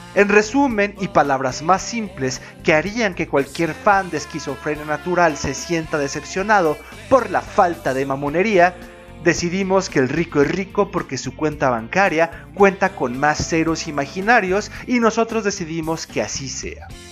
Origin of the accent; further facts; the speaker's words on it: Mexico; Como mexicano